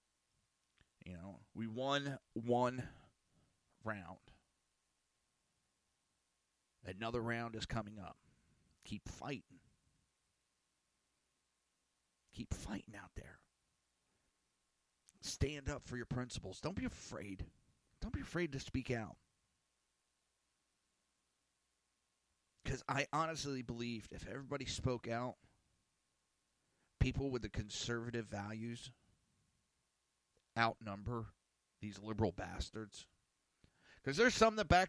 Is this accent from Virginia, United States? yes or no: no; New Jersey, United States; I'm from Jersey